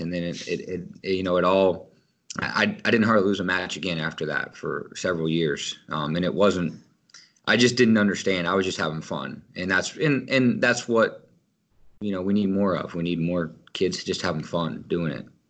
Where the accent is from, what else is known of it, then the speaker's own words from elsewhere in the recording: Kansas, United States; growing up in Kansas